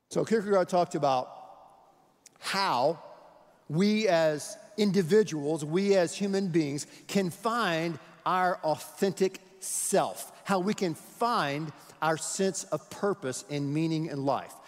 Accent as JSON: {"language": "English", "town": "Houston", "region": "Texas", "country": "United States", "said": "we're from Houston"}